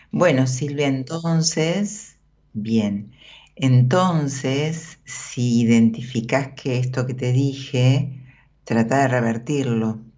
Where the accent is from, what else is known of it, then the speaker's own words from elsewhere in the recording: Argentina; De Buenos Aires.